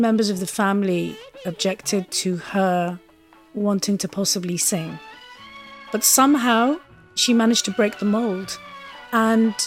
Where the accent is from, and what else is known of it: Birmingham, West Midlands, United Kingdom; born or raised there; also born or lived in Lahore, Pakistan / London; now in Epsom, United Kingdom